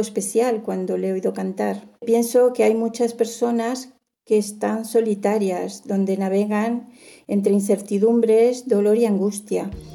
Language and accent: Spanish; Buenos Aires, Argentina; now in Monforte del Cid, Spain; yo nací en Buenos Aires